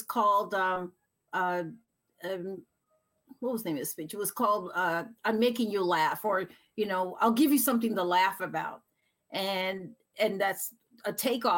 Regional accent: New York City, New York, United States; now in Massachusetts, United States; I'm from New York. No. I'm from the Bronx

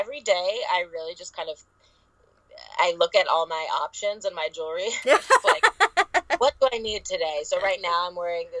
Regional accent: Los Angeles, California, United States; the whole subject of body image issues and growing up in Hollywood and comparison and trying to rebrainwash ourselves to love our flaws.

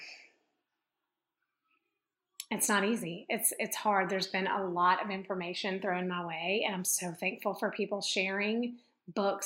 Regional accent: Memphis, Tennessee, United States; where I grew up in Memphis, Tennessee

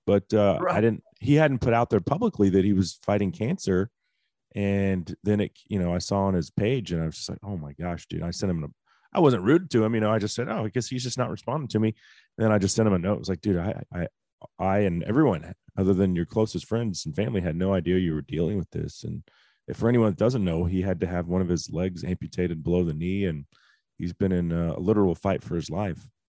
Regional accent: Texas, United States; as a Texan

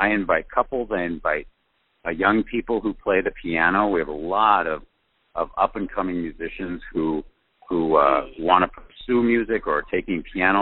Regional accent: Cleveland, Ohio, United States; moved away; also born or lived in California; I am from Cleveland, Ohio.

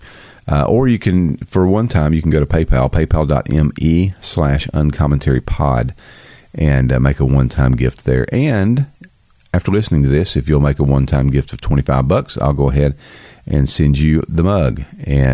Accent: the South, United States; I'm from the South.

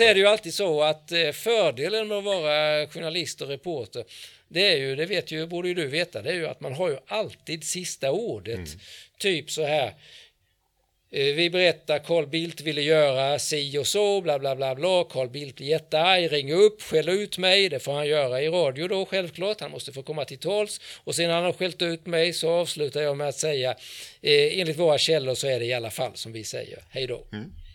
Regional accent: Växjö, Kronoberg County, Sweden; jag kommer ifrån Växjö, jag har inte ändrat på min dialekt någonting egentligen

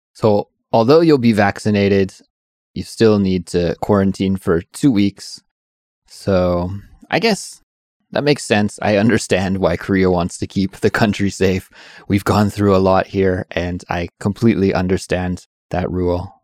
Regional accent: Canada; moved away; I'm from Canada

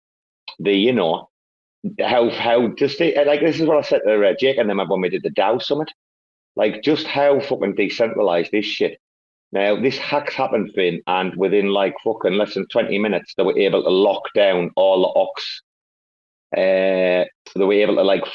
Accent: England, United Kingdom; now in Bangkok, Thailand; it's my home country

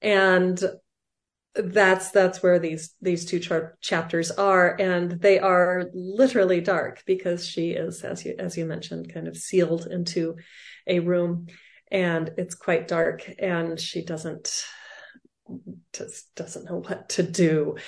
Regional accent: Arizona, United States; The thing about growing up in Arizona, it's very dry here.

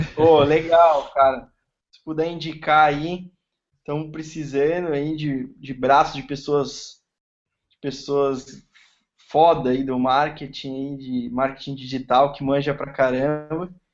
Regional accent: São Paulo, Brazil; moved away as an adult; now in Florianópolis, Brazil; Eu moro em Floripa, sou de São Paulo, tô morando aqui

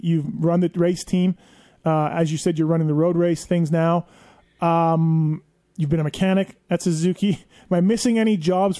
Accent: Canada; growing up in Canada.

